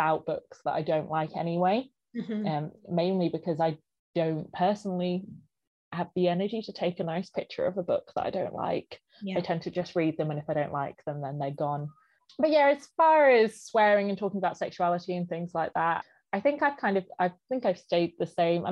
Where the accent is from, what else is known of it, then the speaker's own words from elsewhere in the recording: Blisland, South West England, United Kingdom; also born or lived in St Austell; I was born in St Austell, actually, in St Austell Hospital, but I grew up in Blisland, which is North Cornwall, so just on the edge of Bodmin Moor as well